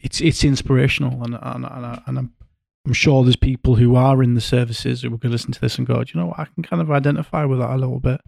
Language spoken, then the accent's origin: English; Yorkshire and the Humber, United Kingdom; I'm from North